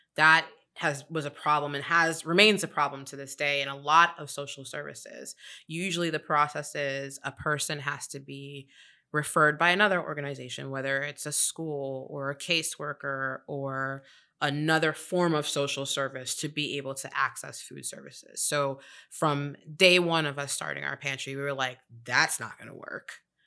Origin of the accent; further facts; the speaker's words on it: New York City, New York, United States; moved away as an adult; now in Charlotte, United States; I'm originally from New York City